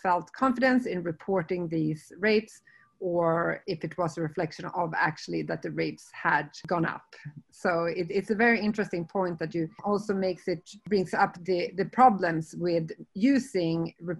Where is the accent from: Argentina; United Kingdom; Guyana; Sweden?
Sweden; moved away; my home country, Sweden